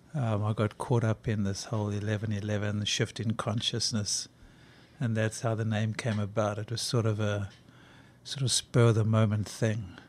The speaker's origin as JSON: {"language": "English", "country": "South Africa", "tie": "born or raised there", "moved": "as an adult", "said": "growing up in South Africa, when you grow up in South Africa during apartheid, you know it's a rotten system"}